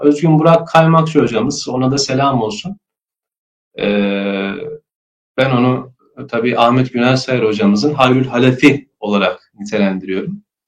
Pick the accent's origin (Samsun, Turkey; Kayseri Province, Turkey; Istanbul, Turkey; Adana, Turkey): Kayseri Province, Turkey; moved away as an adult; also born or lived in Germany / Trabzon; Kayseri'ye, e, memleketimiz Kayseri'ye yerleşiyoruz. İlkokul, ortaokul, e, lise eğitimimi ve üniversite, lisans eğitimimi de Kayseri'de alıyorum.